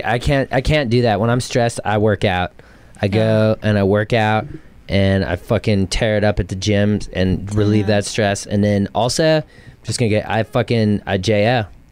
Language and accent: English; Redondo Beach, California, United States; I'm from Redondo Beach.